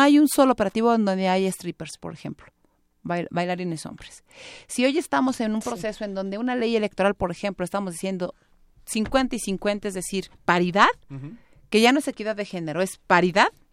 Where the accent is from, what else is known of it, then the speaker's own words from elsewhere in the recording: Tlaxcala, Mexico; yo amo mi tierra. Es, un lugar maravilloso, es un estado muy pequeño